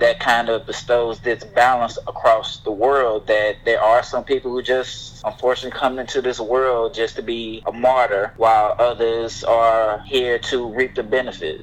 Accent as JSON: {"language": "English", "town": "Houston", "region": "Texas", "country": "United States", "tie": "born or raised there", "said": "I grew up in Houston"}